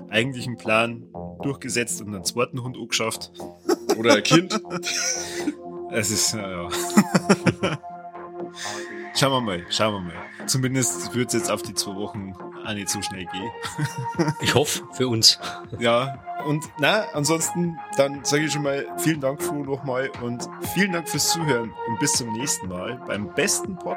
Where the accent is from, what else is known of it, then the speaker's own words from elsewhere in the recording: Regensburg, Bavaria, Germany; froh, dass ich gebürtiger Oberpfälzer bin.